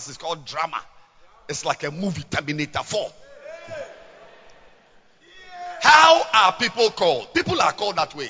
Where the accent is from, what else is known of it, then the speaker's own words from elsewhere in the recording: Ghana; we are all Ghanaians